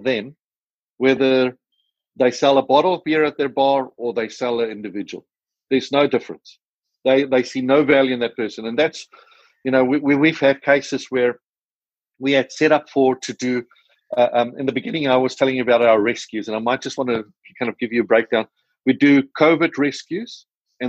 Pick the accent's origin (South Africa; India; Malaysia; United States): South Africa; accent: South African; my South African accent